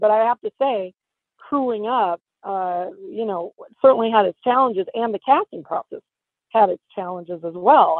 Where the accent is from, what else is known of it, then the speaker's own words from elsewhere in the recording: Sacramento, California, United States; I'm from Northern California, specifically Sacramento